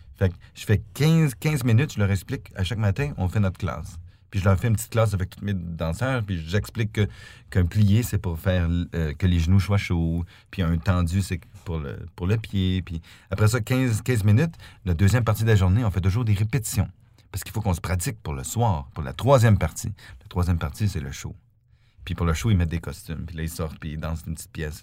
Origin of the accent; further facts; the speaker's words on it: Canada; now in Stuttgart, Germany; je suis canadien